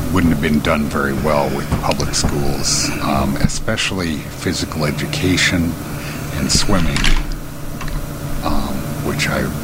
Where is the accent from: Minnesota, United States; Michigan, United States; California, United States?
Minnesota, United States; Minneapolis; also born or lived in Mankato, Minnesota / Lincoln, Nebraska / Robbinsdale, Minnesota; I was born in Minneapolis. Lived here most of the time, except for when I went to college. I went to Mankato State, Mankato is about 90 miles southwest